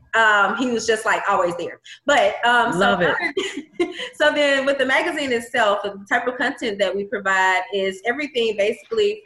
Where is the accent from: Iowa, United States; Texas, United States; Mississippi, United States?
Mississippi, United States; McComb; moved away as an adult; now in Baton Rouge, United States; I'm not originally from Baton Rouge. I'm originally from Macomb, Mississippi